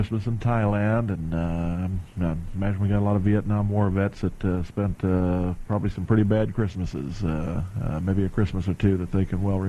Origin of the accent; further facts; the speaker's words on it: Indiana, United States; now in North Carolina, United States; I come from Indiana, and of course I've lived in North Carolina for 32 years now, so I consider myself a North Carolinian, but I do come from the cold country